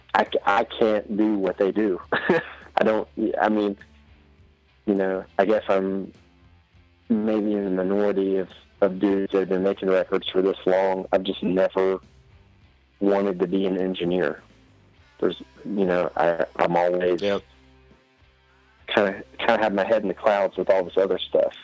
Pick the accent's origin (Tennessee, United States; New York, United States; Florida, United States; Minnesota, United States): Tennessee, United States; East; I'm a hick from East Tennessee